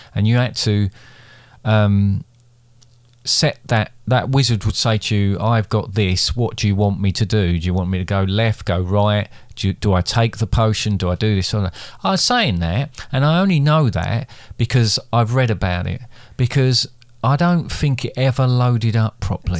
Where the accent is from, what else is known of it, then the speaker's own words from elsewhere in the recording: Basildon, East of England, United Kingdom; I grew up in Basildon